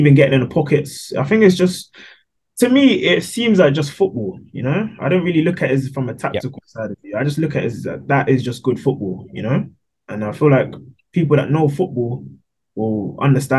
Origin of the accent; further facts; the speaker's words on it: London, United Kingdom; So obviously grew up in Wembley, London.